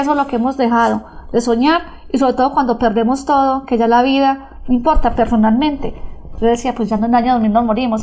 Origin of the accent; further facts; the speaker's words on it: Granada, Antioquia, Colombia; de nuestra Antioquia, de nuestra Granada, de nuestro oriente antioqueño